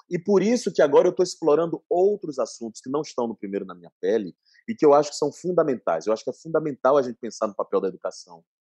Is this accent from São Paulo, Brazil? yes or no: no; Salvador, Bahia, Brazil; Eu tinha feito uma tour linda por Salvador, minha terra, em 2019, no fim do ano, eu fiz 18 escolas em cinco dias presencialmente.